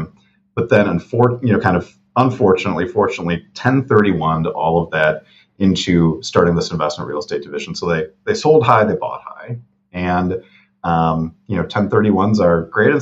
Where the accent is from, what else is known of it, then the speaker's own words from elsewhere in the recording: Milwaukee, Wisconsin, United States; here in Milwaukee. I love that we're supporting, my hometown.